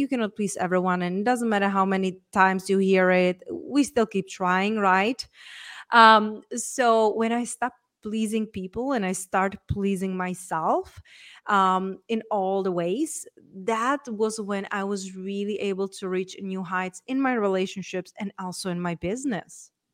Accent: Czechia; moved away; So, I was raised and born in Czech Republic.

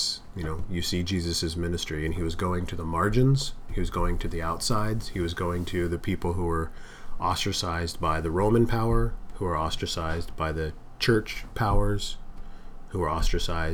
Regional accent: United States; I'm an American

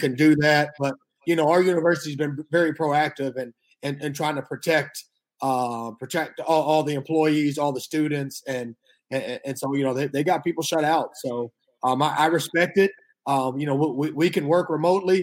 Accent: Atlanta, Georgia, United States; moved away as an adult; also born or lived in Hamilton, New York / Tulsa, Oklahoma; I was born and raised in Atlanta, East Atlanta

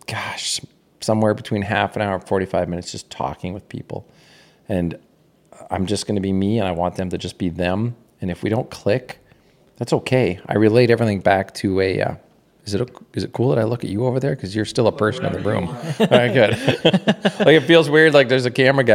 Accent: Anola, Manitoba, Canada; moved away as an adult; also born or lived in Winnipeg, Manitoba; now in United States; I grew up in Canada. I've actually now lived in America longer than I lived in Canada

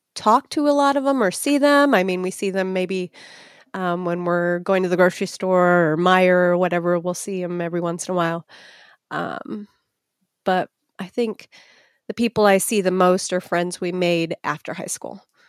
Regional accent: Etna Green, Indiana, United States; a mile from where I'm at right now in Etna Green, Indiana. So I've lived in the same vicinity, one mile apart in three different houses my entire life

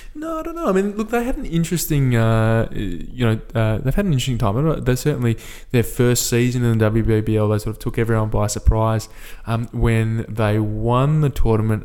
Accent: Perth, Western Australia, Australia; my hometown team, of course, the Perth Scorchers

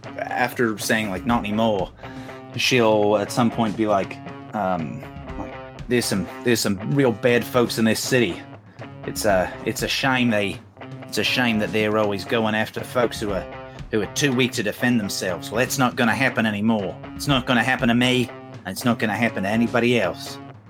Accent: England, United Kingdom; now in Australia; I was originally English, but now I'm Australian.

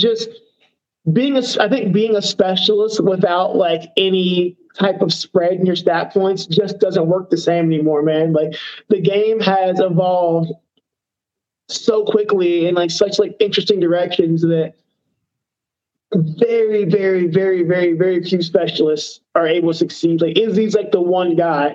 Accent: Cincinnati, Ohio, United States; Cincinnati, Ohio, man. I'm always going to represent Cincinnati, Ohio, man. It's where I was born and raised, where I grew up.

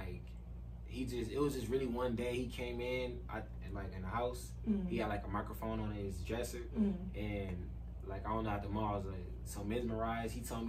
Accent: Victorville, California, United States; also born or lived in Pomona / San Bernardino / Rialto; I'm from Victorville, California.

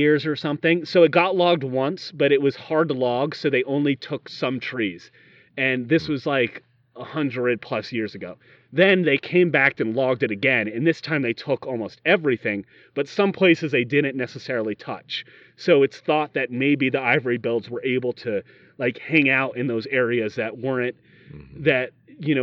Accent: Yorktown, Virginia, United States; we're from Yorktown, Virginia

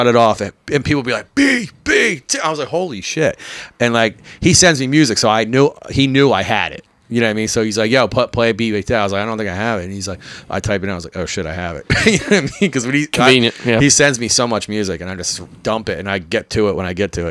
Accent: Philadelphia, Pennsylvania, United States; I'm from Philly.

